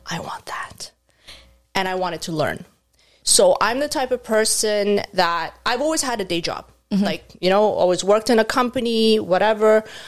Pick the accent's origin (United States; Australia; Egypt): Egypt; moved away as an adult; now in Canada; I was born and raised in Egypt